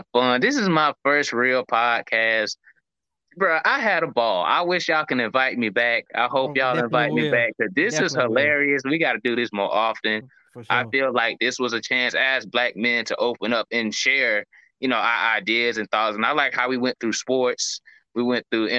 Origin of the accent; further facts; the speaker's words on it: St. Petersburg, Florida, United States; I'm from St. Pete